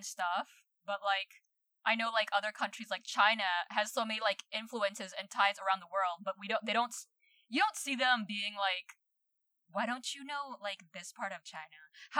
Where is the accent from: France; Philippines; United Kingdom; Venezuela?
Philippines; English is a second language; now in New Zealand; I'm like, okay, like, I'm a permanent resident here, but I still have a Filipino passport. I'm a Filipino.